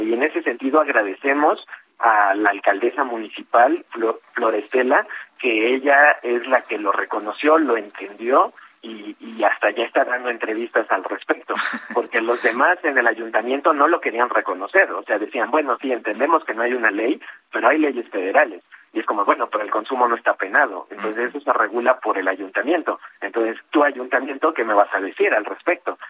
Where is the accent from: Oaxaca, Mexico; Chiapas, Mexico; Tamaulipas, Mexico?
Oaxaca, Mexico; now in Mexico City, Mexico; yo nací en Oaxaca